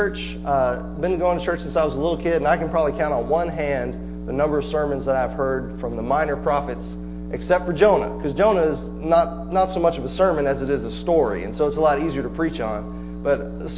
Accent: Palestine, Texas, United States; I'm a hometown boy. I grew up in Palestine.

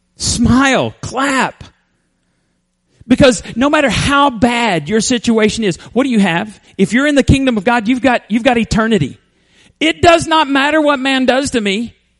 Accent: Borger, Texas, United States; moved away; you could make it to my hometown in about eight hours

